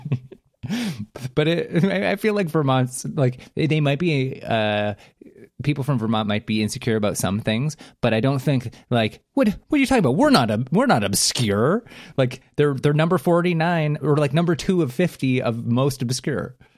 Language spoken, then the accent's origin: English; Canada; a Canadian that lives very close to the border